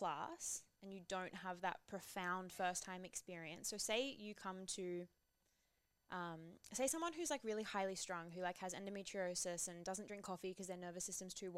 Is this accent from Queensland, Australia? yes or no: no; Byron Bay, New South Wales, Australia; moved away as an adult; now in Melbourne, Australia; So Byron, I grew up in Byron.